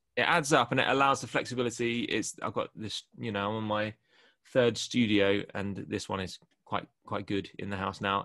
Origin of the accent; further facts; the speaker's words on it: near Kingston, Greater London, United Kingdom; moved away as an adult; also born or lived in Canterbury; my hometown in, near Kingston in Greater London